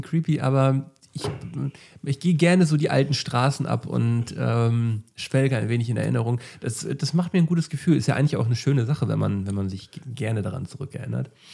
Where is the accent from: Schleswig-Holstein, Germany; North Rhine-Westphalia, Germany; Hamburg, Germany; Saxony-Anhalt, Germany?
Schleswig-Holstein, Germany; Flensburg; moved away; wenn ich in meine Heimat fahre, äh, also wenn ich bei meinen Eltern bin, äh, dann, ähm, wenn ich noch irgendwelche Erledigungen in Flensburg mache, so, dann fahre ich halt so an, an die alten Orte